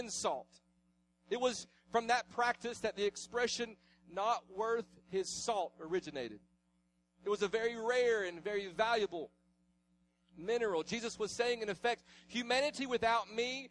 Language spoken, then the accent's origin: English; the South, United States; I was raised in the South. This is my hometown. I was raised here